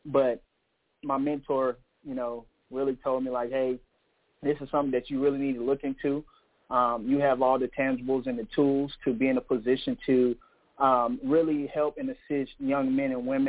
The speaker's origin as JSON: {"language": "English", "town": "Elizabeth City", "region": "North Carolina", "country": "United States", "also_born_or_lived": "Prairie View, Texas", "moved": "as an adult", "lives_now": "South Carolina, United States", "said": "I'm originally from Elizabeth City, North Carolina. It's a small town."}